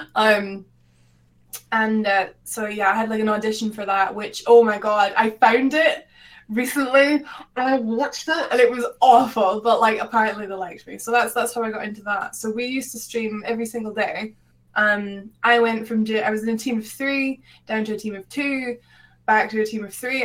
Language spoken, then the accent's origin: English; Scotland, United Kingdom; I'm from Scotland